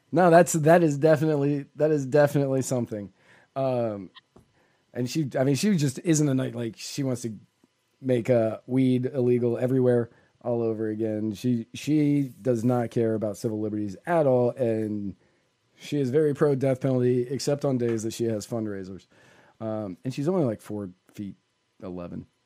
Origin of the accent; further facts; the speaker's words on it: Virginia, United States; moved away; also born or lived in Tennessee; I grew up in Virginia